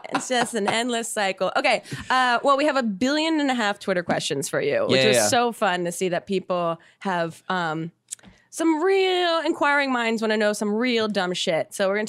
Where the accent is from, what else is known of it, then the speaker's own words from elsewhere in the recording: New Jersey, United States; I'm from South Jersey